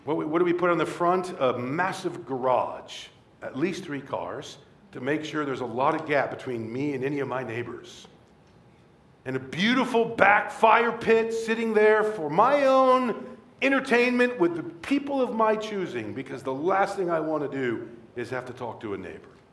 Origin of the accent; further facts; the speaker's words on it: Rockford, Illinois, United States; Rockford, my hometown where I grew up